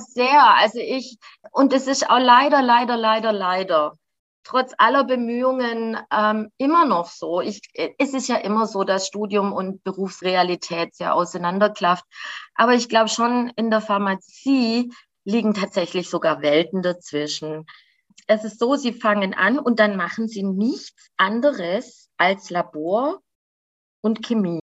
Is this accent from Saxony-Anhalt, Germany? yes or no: no; Göppingen, Baden-Württemberg, Germany; moved away; also born or lived in Mexico; in dem Haus, in dem ich aufgewachsen bin, ist ja schon mein Vater groß geworden